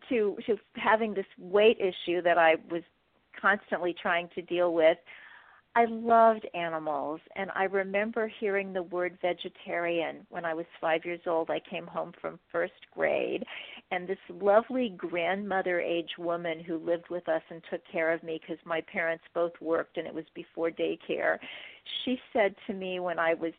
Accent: Kansas City, Missouri, United States; moved away; also born or lived in Wheaton, Illinois; I come from Kansas City, Missouri, a town that has a steak named for it.

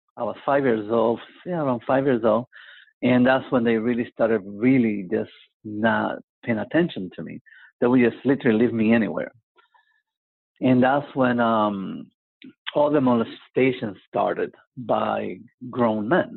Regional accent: San Juan, Puerto Rico; I was born in Puerto Rico, in Santurce, Puerto Rico

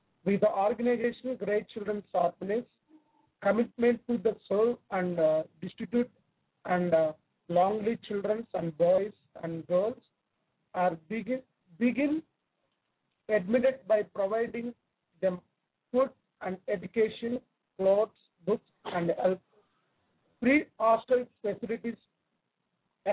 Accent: Andhra Pradesh, India; I am from Andhra Pradesh, India

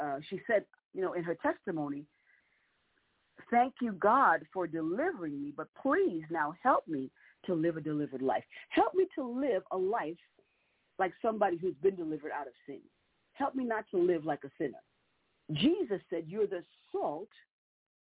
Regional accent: New York City, New York, United States; I was a little girl growing up in New York, and in New York City specifically

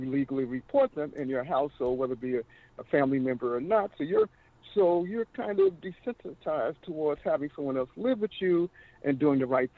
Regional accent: United States; moved away; I come from Virginia, South Carolina

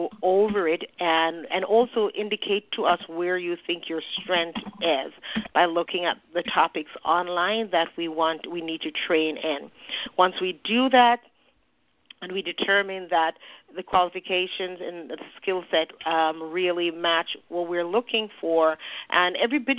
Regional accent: Jamaica; moved away; I'm from Jamaica and I've been going to Jamaica quite a bit lately

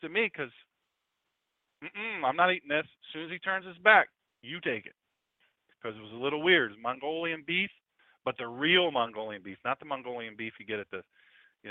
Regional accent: Sussex County, Delaware, United States; I'm from Sussex County, Delaware. I may have a couple doctorate degrees, but I'm from Sussex County. I'm a country boy

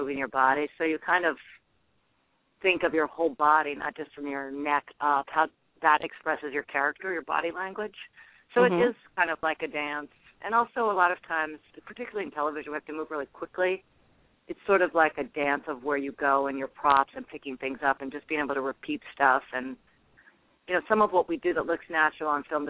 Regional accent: New Orleans, Louisiana, United States; moved away; also born or lived in North Carolina / South Carolina / Baton Rouge; I was born in New Orleans

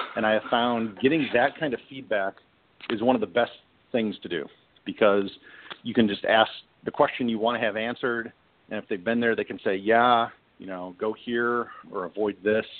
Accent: Midwest, United States; I grew up in the Midwest

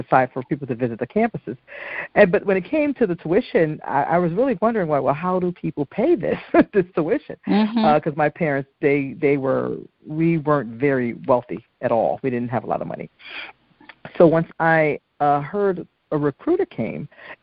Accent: Newark, New Jersey, United States; I'm an inner city kid. I was from from Newark, New Jersey

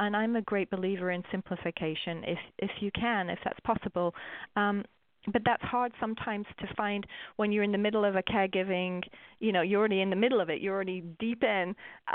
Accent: England, United Kingdom; I'm English

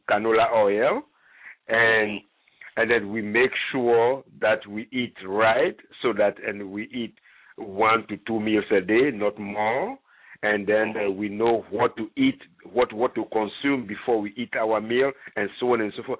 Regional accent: Ghana; moved away; I'm originally from Ghana

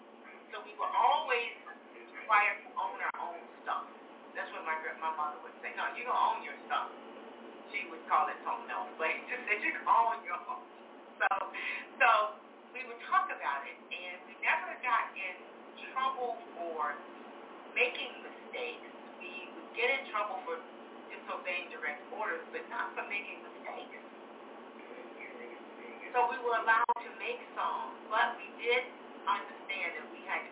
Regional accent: Little Rock, Arkansas, United States; moved away; also born or lived in Grand Forks; I was born in Little Rock, Arkansas

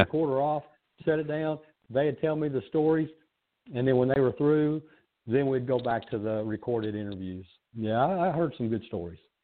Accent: Kentucky, United States; a kid that was born and raised in Kentucky

